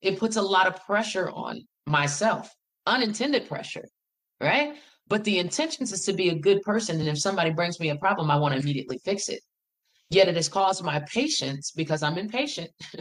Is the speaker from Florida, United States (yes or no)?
no; Farmville, Virginia, United States; moved away as an adult; now in Greensboro, United States; I am from Farmville, Virginia. Farmville is in the heart of Virginia. It's in Prince Edward County